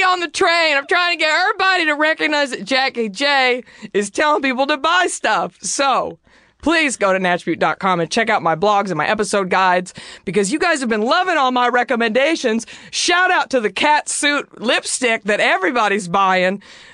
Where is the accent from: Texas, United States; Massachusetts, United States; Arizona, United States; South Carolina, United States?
Texas, United States; DFW area; I'm from Texas, as I always mention, and shout out to the DFW area.